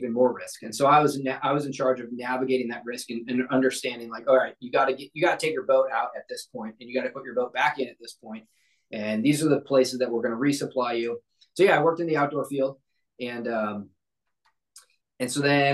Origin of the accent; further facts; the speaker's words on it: St. Louis, Missouri, United States; I grew up in Missouri. I grew up in St. Louis